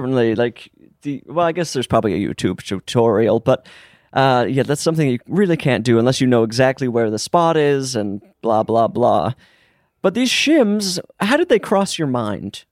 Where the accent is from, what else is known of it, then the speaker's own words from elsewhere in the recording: Utah, United States; now in Los Angeles, United States; growing up in Utah, everyone had a basement